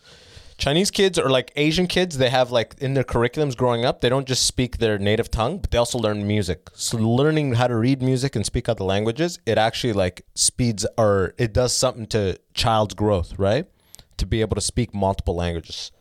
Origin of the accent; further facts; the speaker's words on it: Northern Sudan, Sudan; moved away; I'm from the North 'cause we got fucked by the Arabs